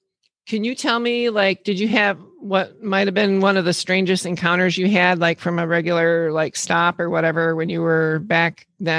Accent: northern Wisconsin, United States; now in Michigan, United States; that's about 4 hours, well, you wouldn't know it, but 4 hours north of Milwaukee. I'm from a small town in northern Wisconsin, so we're way up in the United States.

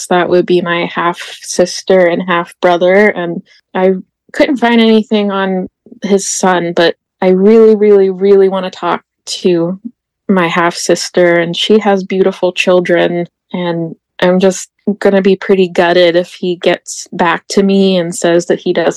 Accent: Greensburg, Pennsylvania, United States; also born or lived in Pittsburgh, Pennsylvania; I grew up in Greensburg, Pennsylvania

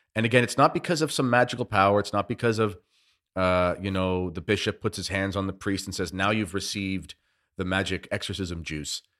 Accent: Canada; as a Canadian

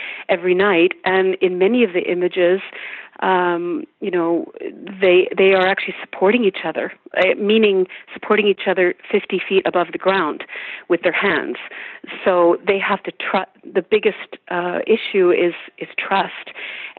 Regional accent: St. Albert, Alberta, Canada; moved away as an adult; also born or lived in Edmonton, Canada; now in United States; I grew up in St. Albert, and at one point I moved to Edmonton

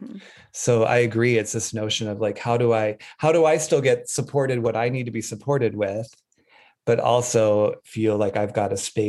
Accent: Wyoming, United States; I grew up in Wyoming

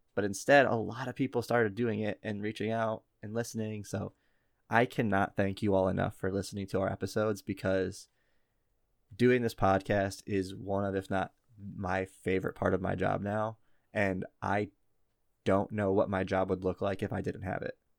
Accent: Midwest, United States; accent: Midwestern; our dumb Midwestern accents

